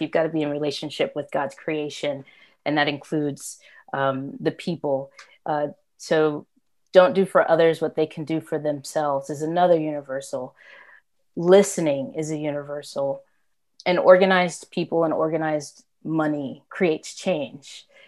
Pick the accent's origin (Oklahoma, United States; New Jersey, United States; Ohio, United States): Oklahoma, United States; Tulsa; moved away as an adult; also born or lived in Atlanta, Georgia; now in Maryland, United States; I was born and raised in Oklahoma. That's where my family house still is